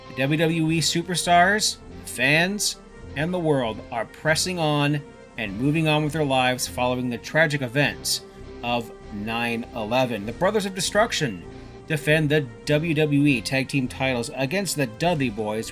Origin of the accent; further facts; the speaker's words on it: Canada; I'm a Canadian